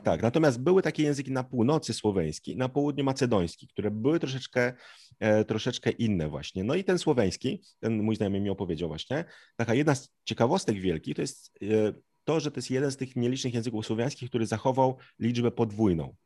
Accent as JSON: {"language": "Polish", "town": "Zielonka", "region": "Masovian Voivodeship", "country": "Poland", "said": "tutaj jestem z Zielonki, dumny, prawda? Już prawie 100 lat moja rodzina tutaj e, mieszka"}